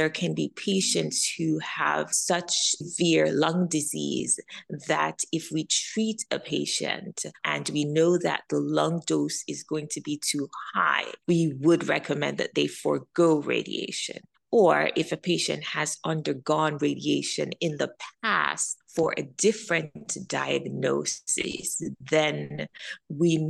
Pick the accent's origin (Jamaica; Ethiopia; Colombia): Jamaica; also born or lived in Midwest, United States; now in United States; I'm an immigrant from Jamaica